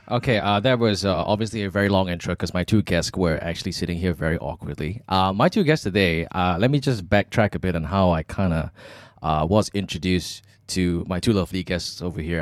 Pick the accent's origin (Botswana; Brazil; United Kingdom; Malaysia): Malaysia; also born or lived in Australia